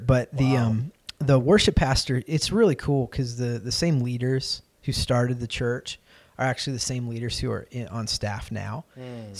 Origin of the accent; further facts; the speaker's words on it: Lancaster, Pennsylvania, United States; also born or lived in Chicago / Ohio; my family moved around a good bit when I was growing up, so I was born in Chicago, and we just started making a beeline east. So I was in Ohio for a little bit, and then we moved outside of Philadelphia to Lancaster, Pennsylvania.